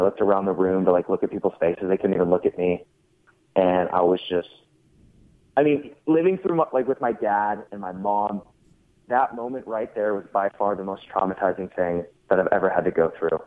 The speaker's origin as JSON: {"language": "English", "town": "Everett", "region": "Washington", "country": "United States", "tie": "born or raised there", "said": "I was born in Everett, Washington, and I lived in an apartment complex called Walden Pond"}